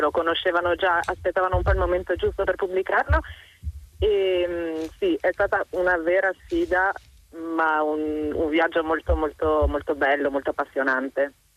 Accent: Bolzano, Trentino-Alto Adige, Italy; io per fortuna conosco un po' di tedesco perché vengo da Bolzano

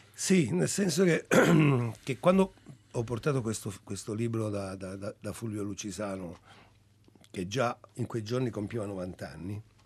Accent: Calabria, Italy; moved away; io anche quando ero piccolo in Calabria

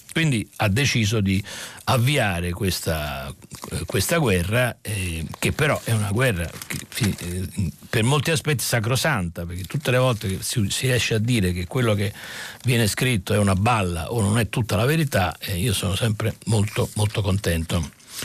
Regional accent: Naples, Campania, Italy; anch'io sono meridionale, sono napoletano, anche io

